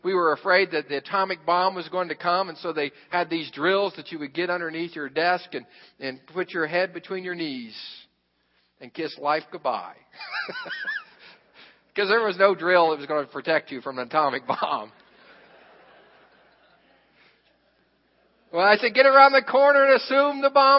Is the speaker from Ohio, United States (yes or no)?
yes; Xenia, Ohio, United States; I grew up in Xenia, Ohio